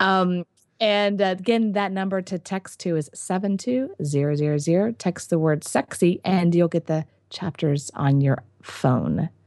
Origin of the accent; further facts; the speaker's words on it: United States; I'm an American